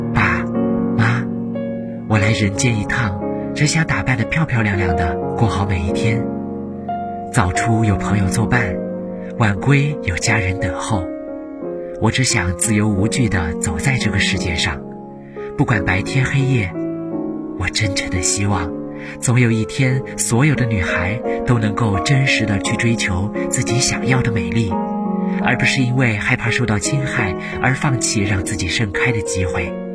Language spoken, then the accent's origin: Chinese; Xining, Qinghai, China; moved away as an adult; now in Nanjing, China; 来自青海西宁